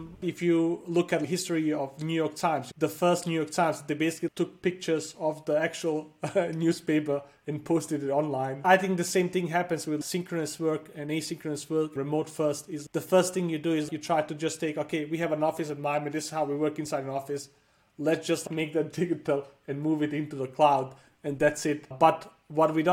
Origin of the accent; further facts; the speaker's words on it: Denmark; also born or lived in Bosnia; I was born in Bosnia in a small town called, it's where the Kingdom of Bosnia was thousands of years ago. It's a super small town. My family lived there for a long time. Then like a war came and we had to refugee. We went to Denmark and I grew up in Denmark, studied there and lived there for most of my life.